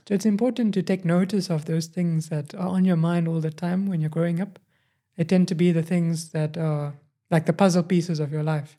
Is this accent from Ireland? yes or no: no; Johannesburg, Gauteng, South Africa; also born or lived in Cape Town; I moved to Johannesburg, and then I grew up in Johannesburg